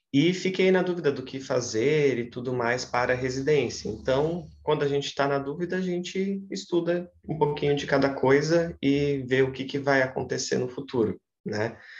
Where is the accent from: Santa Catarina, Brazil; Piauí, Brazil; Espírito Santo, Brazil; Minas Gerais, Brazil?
Santa Catarina, Brazil; also born or lived in Ceará; eu queria voltar para Santa Catarina, sempre deixei isso muito claro para mim, que gostava de lá, mas gostava de lá para estudar e queria muito voltar para minha terra.